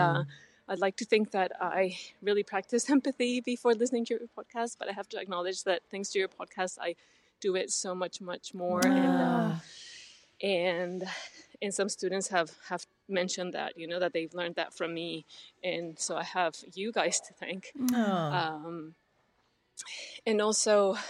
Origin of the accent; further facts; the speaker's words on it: Mexico; I'm from Mexico, too.